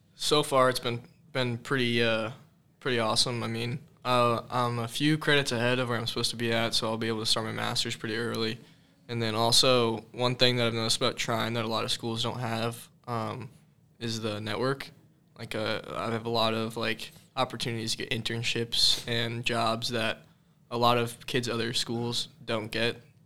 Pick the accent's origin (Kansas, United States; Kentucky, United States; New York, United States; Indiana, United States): Indiana, United States; Carmel; I'm from Carmel, Indiana.